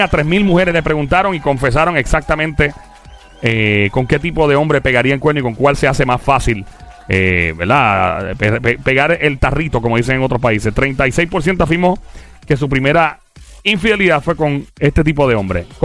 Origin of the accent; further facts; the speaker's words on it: Carolina, Puerto Rico; Carolina, nuestro pueblo. Carolina. Yo, soy de Carolina.